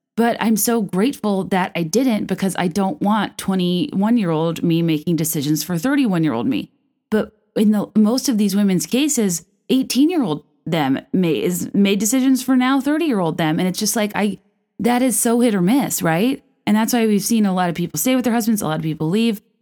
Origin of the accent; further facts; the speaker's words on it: Virginia, United States; moved away as an adult; also born or lived in New York / San Francisco; now in Chicago, United States; I'm from Virginia. I moved to New York after college